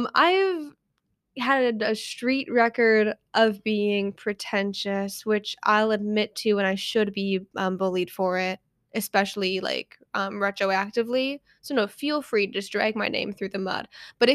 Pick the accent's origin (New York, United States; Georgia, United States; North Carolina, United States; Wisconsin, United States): Wisconsin, United States; But yeah, something about being born and raised in Wisconsin.